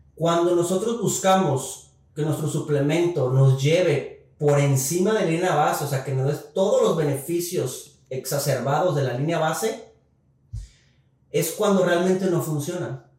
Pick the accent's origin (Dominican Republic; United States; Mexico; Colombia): Mexico; como mexicanos